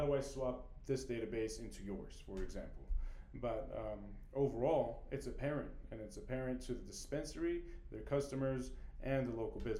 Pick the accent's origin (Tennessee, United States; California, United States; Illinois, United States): California, United States; We are from California